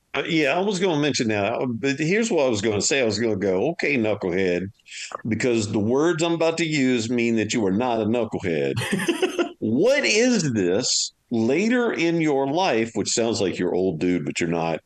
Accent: Louisiana, United States; I'm from Louisiana

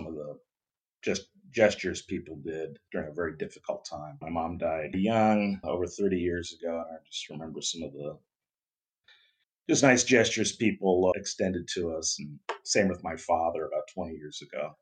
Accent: Ohio, United States; moved away as an adult; now in Southern California, United States; I grew up in Ohio, went to Ohio State University, chemical engineering.

